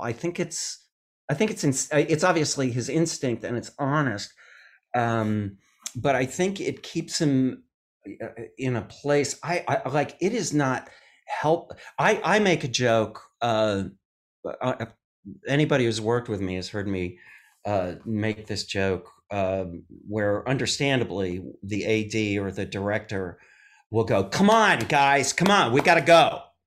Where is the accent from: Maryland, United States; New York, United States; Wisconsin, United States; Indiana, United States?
Wisconsin, United States; Madison; I'm from Madison, Wisconsin.